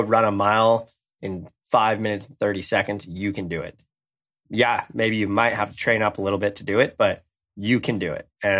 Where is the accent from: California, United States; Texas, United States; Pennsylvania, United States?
California, United States; Carlsbad; Because I'm from Carlsbad.